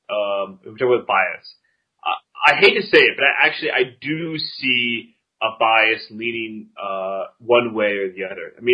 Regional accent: United States; now in Russia; I am an American. Um, here, I try to be hesitant. Uh, I guess out of the sole fact that I am an immigrant

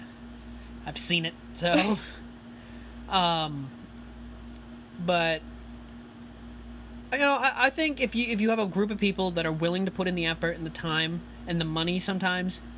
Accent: Maine, United States; I'm from Maine.

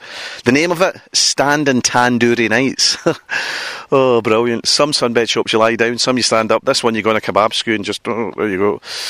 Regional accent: Glasgow, Scotland, United Kingdom; in my hometown of Glasgow.

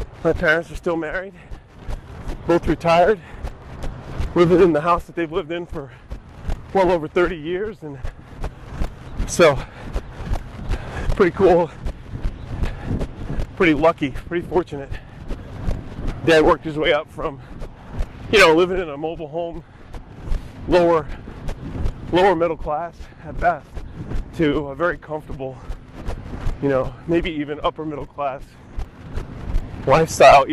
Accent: Norco, Louisiana, United States; born or raised there

